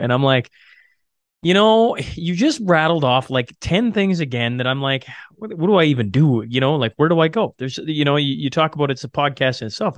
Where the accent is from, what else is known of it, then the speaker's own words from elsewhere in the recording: Canada; being Canadian